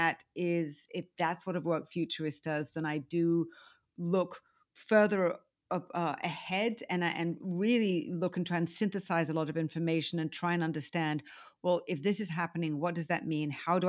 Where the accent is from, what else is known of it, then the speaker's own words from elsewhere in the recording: United Kingdom; now in United States; I mean, I do consider myself a Brit. I'm American now, too. But, you know, I think I'm international Brits